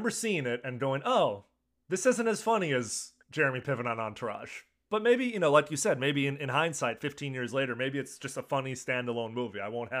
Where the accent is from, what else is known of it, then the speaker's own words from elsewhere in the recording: Chicago, Illinois, United States; the Chicago Sun-Times, my hometown